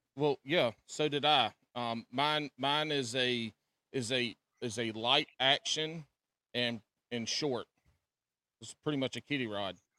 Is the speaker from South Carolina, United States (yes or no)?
yes; South Carolina, United States; now in North Carolina, United States; I grew up in South Carolina. Now been in been in the Carolinas my whole life